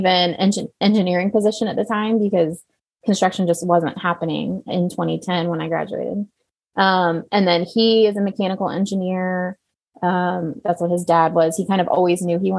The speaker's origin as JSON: {"language": "English", "region": "central Missouri", "country": "United States", "tie": "born or raised there", "also_born_or_lived": "St. Louis, Missouri", "said": "I grew up in central Missouri, so it was kind of just like coming home"}